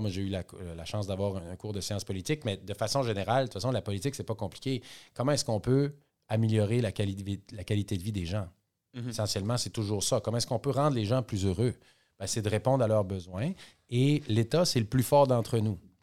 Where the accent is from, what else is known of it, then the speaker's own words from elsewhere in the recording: Cascapédia–Saint-Jules, Quebec, Canada; moi, je suis né à Saint-Jules, Cascapédia Saint-Jules. Donc, j'ai grandi très près de la forêt.